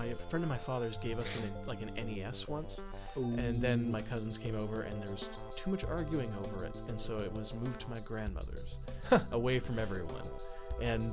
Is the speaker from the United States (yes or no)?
no; Calgary, Alberta, Canada; moved away; I'm from Calgary.